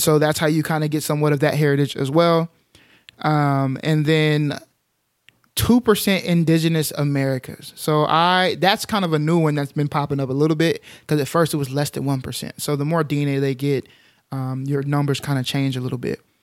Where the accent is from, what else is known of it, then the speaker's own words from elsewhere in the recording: Dalworthington Gardens, Texas, United States; I grew up in Dalworthington Gardens, Texas